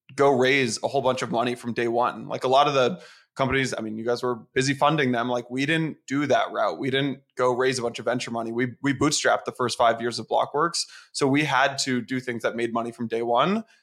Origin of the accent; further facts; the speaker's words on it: San Francisco, California, United States; moved away as an adult; also born or lived in Atlanta / New York; I'm from San Francisco